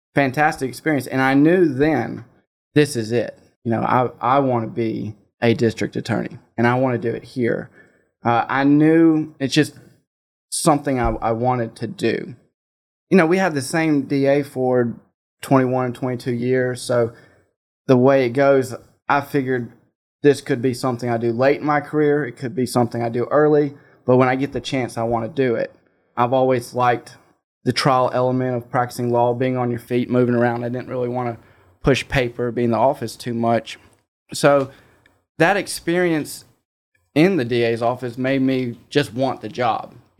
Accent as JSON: {"language": "English", "region": "South Mississippi", "country": "United States", "moved": "as an adult", "lives_now": "Hernando, United States", "said": "I'm originally from South Mississippi"}